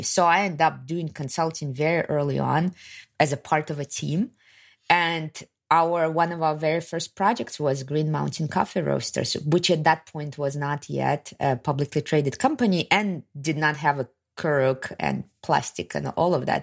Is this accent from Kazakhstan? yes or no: yes; Kazakhstan; moved away as an adult; also born or lived in Soviet Union; I'm from Kazakhstan